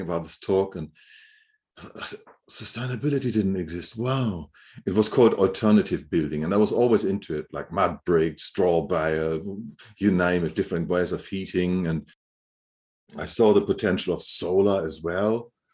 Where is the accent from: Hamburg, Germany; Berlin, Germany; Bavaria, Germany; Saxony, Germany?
Hamburg, Germany; moved away; I grew up in Germany, in Hamburg